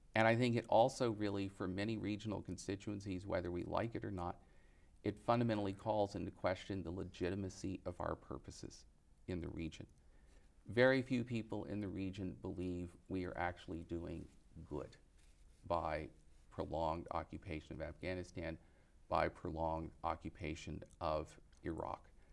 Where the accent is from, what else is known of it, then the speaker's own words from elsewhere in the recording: United States; as an American